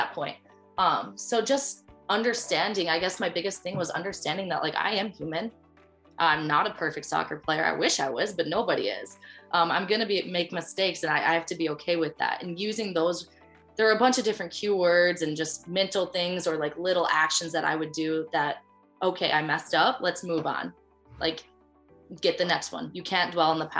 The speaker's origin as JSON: {"language": "English", "region": "Colorado", "country": "United States", "moved": "as an adult", "lives_now": "Ohio, United States", "said": "I am to be from Colorado"}